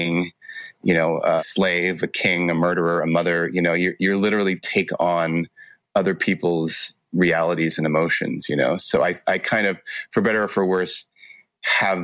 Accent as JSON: {"language": "English", "town": "Los Angeles", "region": "California", "country": "United States", "tie": "born or raised there", "said": "I grew up in Los Angeles and, you know, right in LA, kind of a multicultural kid"}